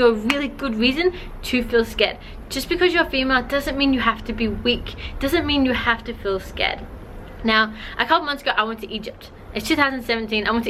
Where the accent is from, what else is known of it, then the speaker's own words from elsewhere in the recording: China; I grew up in China.